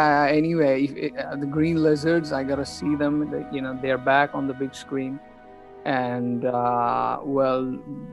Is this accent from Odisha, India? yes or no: no; West Bengal, India; I'm from India, from Bengal